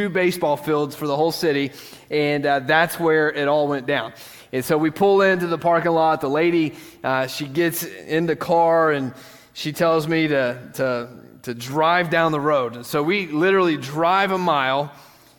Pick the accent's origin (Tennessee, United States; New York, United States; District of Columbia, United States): Tennessee, United States; West; I grew up in West Tennessee, and it was a small town